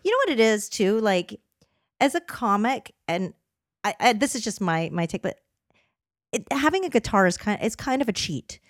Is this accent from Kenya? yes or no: no; Canada; moved away; I grew up in Canada, and I, I'm, I would never go back to that cold